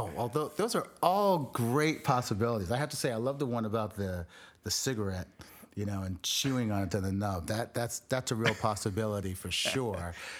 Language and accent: English; South Florida, United States; I grew up in South Florida